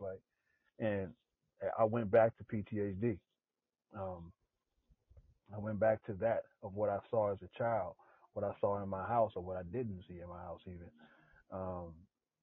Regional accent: Los Angeles, California, United States; moved away; I grew up in South Central

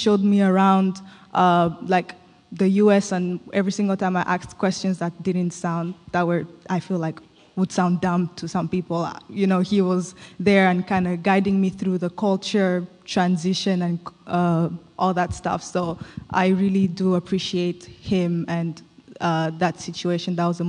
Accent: DR Congo; also born or lived in Zambia; now in United States; So I was born in Zambia, grew up in Congo, and I moved to the U.S. like a few years ago, like I think 6 or 7.

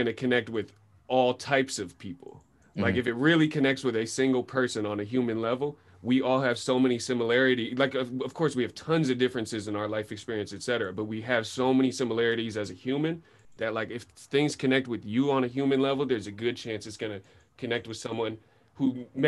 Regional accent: Sebastopol, California, United States; growing up in Sebastopol 100% influenced the type of artist I am

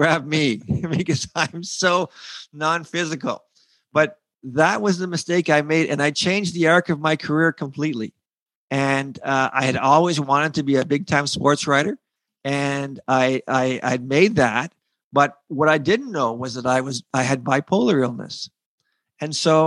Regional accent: Sarnia, Ontario, Canada; I'm from Sarnia, so we would go across the creek all the time

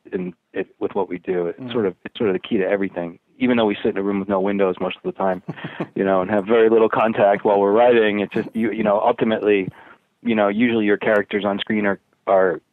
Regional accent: Boston, Massachusetts, United States; moved away as an adult; I grew up in Boston

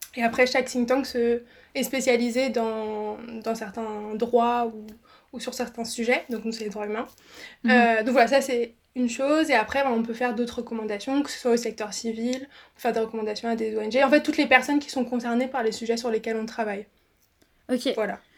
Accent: Alsace, Grand Est, France; de base, je suis alsacienne

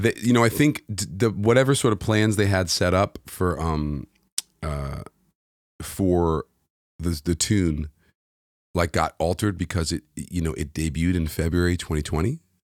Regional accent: New York City, New York, United States; moved away as an adult; also born or lived in London; now in Los Angeles, United States; I grew up in New York City.

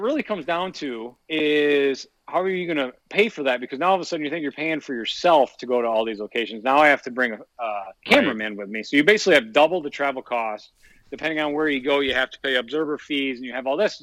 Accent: Shelby, Michigan, United States; born and raised in Shelby, Michigan. Still live here today.

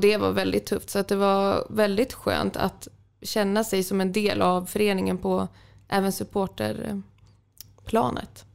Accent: Umeå, Västerbotten County, Sweden; moved away as an adult; now in Sundsvall, Sweden; jag från Umeå

